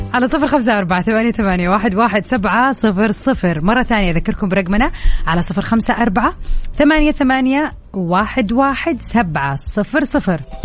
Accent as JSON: {"language": "Arabic", "town": "Jeddah", "region": "Makkah Province", "country": "Saudi Arabia", "said": "انا من جده طبعا اهل جده كلهم"}